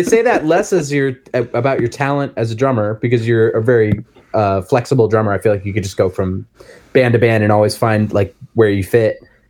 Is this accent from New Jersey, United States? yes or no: yes; New Jersey, United States; I grew up in New Jersey, so that was like a ska hub.